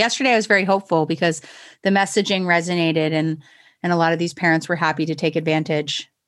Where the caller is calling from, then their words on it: Toronto, Ontario, Canada; So I'm in my home in Toronto.